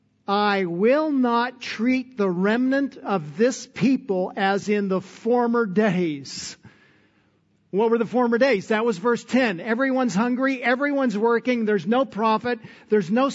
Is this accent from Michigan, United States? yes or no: no; Texas, United States; that's my inheritance for being a Texan